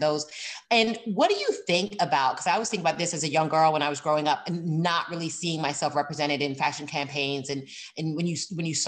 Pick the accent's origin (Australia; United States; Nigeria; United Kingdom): United Kingdom; London; So I'm from the UK. I was born in London and raised here